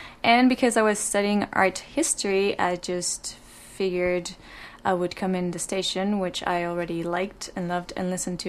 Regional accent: Mexico; moved away as an adult; now in Vancouver, Canada; I'm from Mexico.

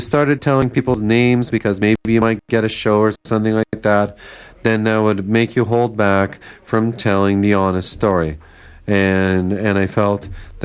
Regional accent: Winnipeg, Manitoba, Canada; I grew up in Winnipeg

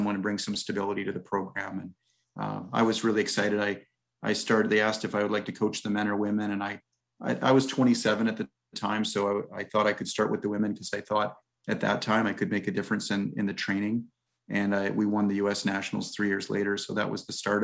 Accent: Fredericton, New Brunswick, Canada; also born or lived in Victoria / California / Arizona; now in Vancouver, Canada; I grew up in Fredericton, New Brunswick

